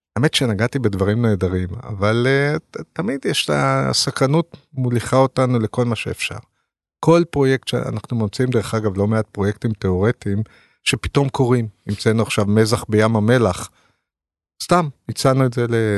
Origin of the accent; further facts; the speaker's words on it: Ramat HaSharon, Tel Aviv District, Israel; moved away as an adult; now in Tel Aviv, Israel; אני גדלתי ברמת השרון